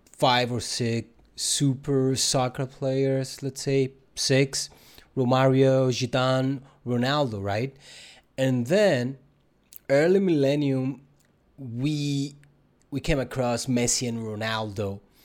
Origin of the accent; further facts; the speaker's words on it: Cyprus; up there in Cyprus we are driving all the time, so that means we're not experiencing our country by foot.